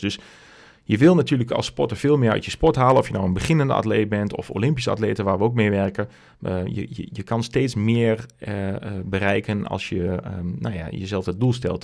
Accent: Westerhaar, Overijssel, Netherlands; accent: Twents; also born or lived in Hengelo; opgegroeid in Westerhaar, klein plaatsje in Twente

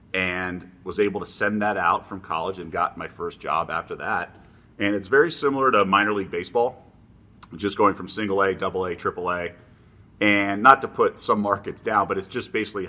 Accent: Los Angeles, California, United States; So I grew up in Los Angeles, and the print edition in the Valley is very high school driven.

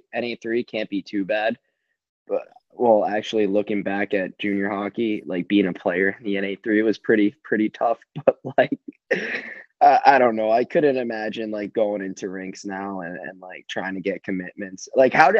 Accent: New York City, New York, United States; born and raised in Brooklyn

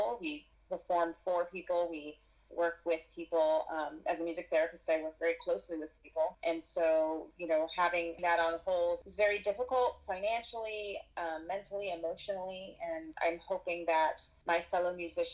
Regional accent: Spokane, Washington, United States; also born or lived in Seattle / New York; I grew up in Spokane, Washington

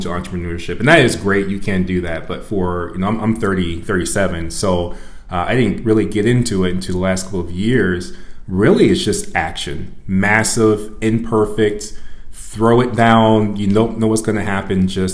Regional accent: Rock Island, Illinois, United States; also born or lived in Florida; I'm originally from the Quad City area. I was raised in Rock Island.

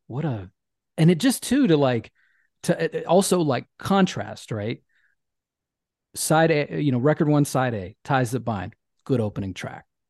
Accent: Memphis, Tennessee, United States; where I grew up in Memphis

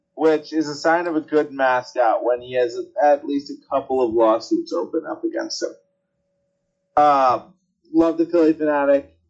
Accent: Boston, Massachusetts, United States; I'm from Boston

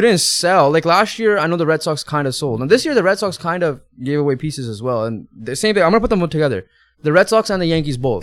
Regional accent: Canada; we are Canadian

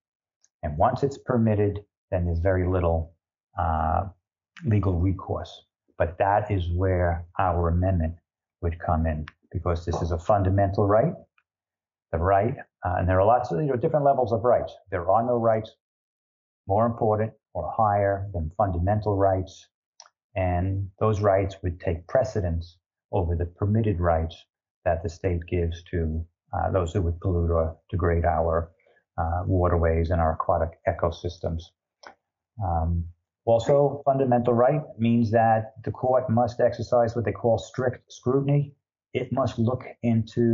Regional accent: Long Island, New York, United States; moved away as an adult; now in Florida, United States; growing up on Long Island, I spent a lot of time looking at the Atlantic Ocean and the Long Island Sound.

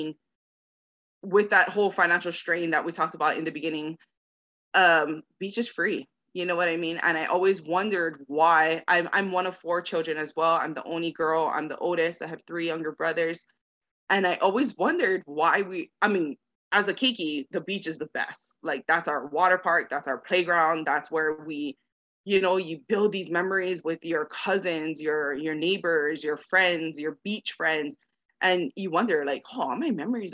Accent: Kahaluʻu, Hawaii, United States; moved away as an adult; now in Las Vegas, United States; But growing up in Hawaii

